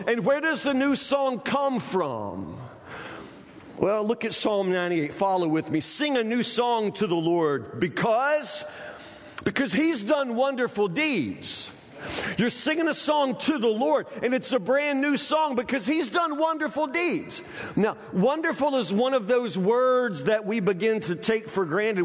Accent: Kentucky, United States; we're from Kentucky

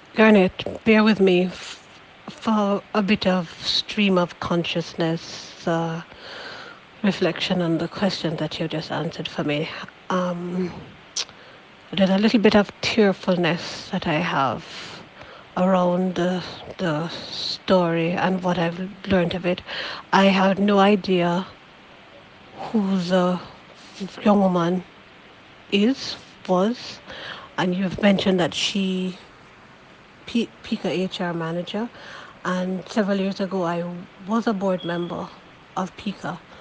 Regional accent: Jamaica; I've been shaped as a Jamaican person

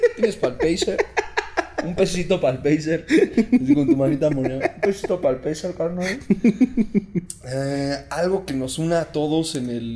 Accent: Mexico; somos mexicanos

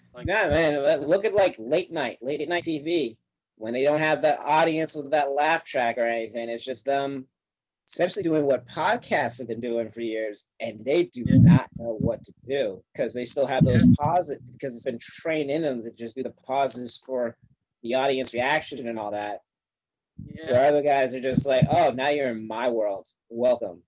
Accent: Upstate New York, United States; I'm a New Yorker, but I'm upstate, which is like foreign country to a lot of them

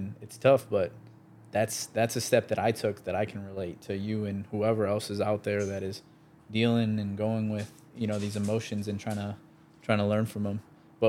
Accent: Chicago, Illinois, United States; we grew up in, we're from Chicago, and then we grew up, we moved out to the southwest suburbs.

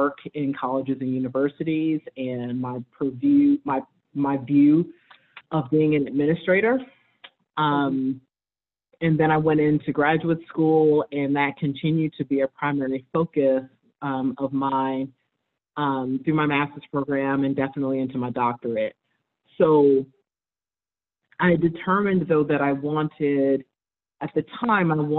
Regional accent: New York City, New York, United States; moved away as an adult; also born or lived in Michigan / Colorado; I'm from New York City. originally born and raised in New York, in Harlem particularly

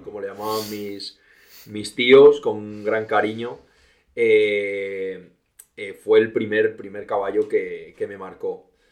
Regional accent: Villablino, Castile and León, Spain; also born or lived in Valderas / England / Australia; Yo actualmente soy de Villablino, un pueblo de la montaña, un pueblo de León, donde pasé mis dos primeros años

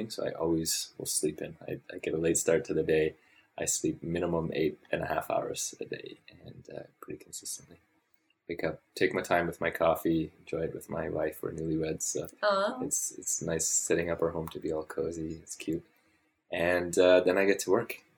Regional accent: Papua New Guinea; also born or lived in Pincher Creek, Canada / Ottawa, Canada / Calgary, Canada; I grew up in Papua New Guinea, and then I lived in Ottawa and then Calgary for my undergrad, and then came here for professional school.

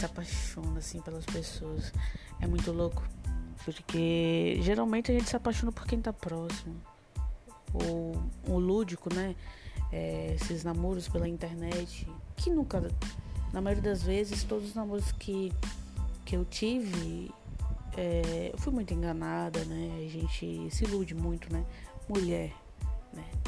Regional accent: Rio Grande do Norte, Brazil; now in Fortaleza, Brazil; eu sou do Grande Norte, mas atualmente eh, eu tô aqui por Fortaleza há 7, 8 anos

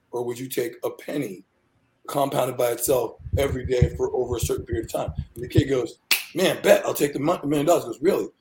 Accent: Rockville, Maryland, United States; I grew up in Rockville, Maryland

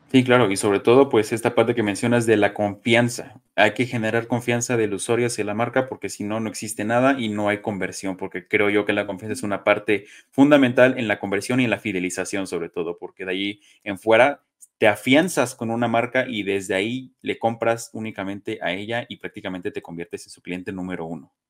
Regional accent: Mexico; Soy mexicano, crecí con papás mexicanos

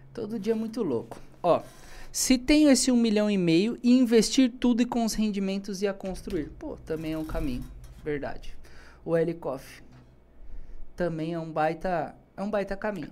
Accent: Brazil; Eu sou brasileiro

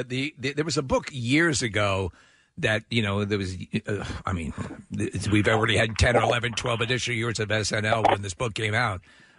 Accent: New York, United States; the antiseptic thing is weird because I'm from New York and my wife has a very Long Island dialect and everyone tells me I have sort of an antiseptic speech pattern

